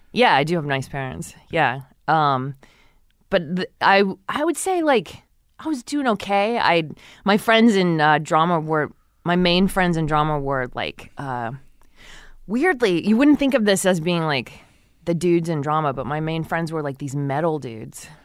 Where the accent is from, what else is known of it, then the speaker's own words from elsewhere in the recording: Texas City, Texas, United States; I grew up in Texas City